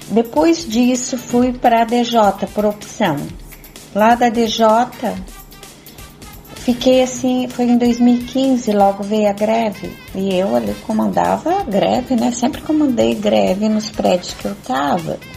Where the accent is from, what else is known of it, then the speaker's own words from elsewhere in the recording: Santa Catarina, Brazil; sou de Santa Catarina